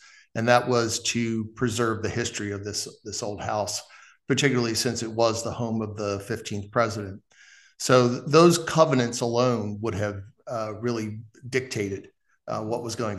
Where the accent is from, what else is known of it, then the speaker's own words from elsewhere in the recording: Pennsylvania, United States; moved away as an adult; also born or lived in Staunton, Virginia; it was back in my home state of Pennsylvania.